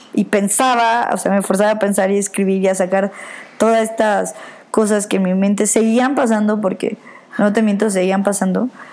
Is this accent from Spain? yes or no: no; Mexico; moved away; pues soy mexicana